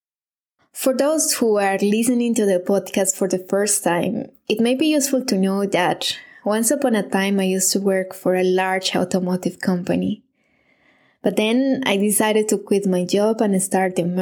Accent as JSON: {"language": "English", "town": "Medellín", "region": "Antioquia", "country": "Colombia", "tie": "born or raised there", "moved": "as an adult", "lives_now": "Munich, Germany", "said": "I live in Munich, Germany, but I'm originally from Medellin, Colombia"}